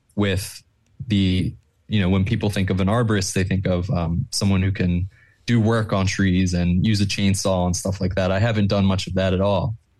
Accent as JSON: {"language": "English", "town": "Plymouth Meeting", "region": "Pennsylvania", "country": "United States", "tie": "born or raised there", "said": "I grew up in, um, Plymouth Meeting"}